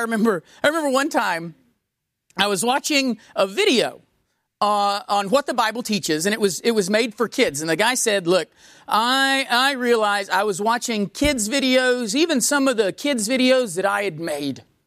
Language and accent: English; United States; being an American